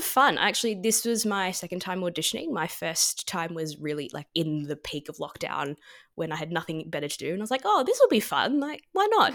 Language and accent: English; Melbourne, Victoria, Australia; growing up in Melbourne and in Australia